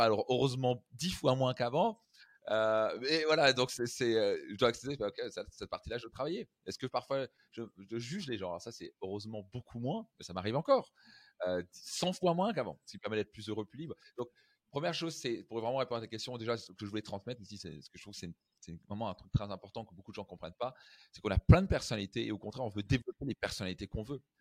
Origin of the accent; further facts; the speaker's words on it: Strasbourg, Grand Est, France; je viens de Strasbourg